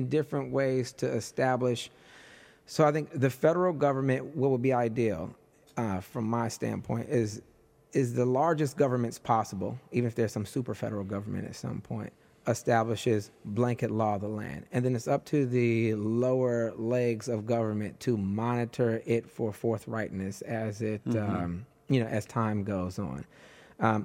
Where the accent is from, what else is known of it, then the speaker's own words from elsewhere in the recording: Detroit, Michigan, United States; moved away; I'm just this little poor black kid, poor queer black kid from, I'm from Detroit originally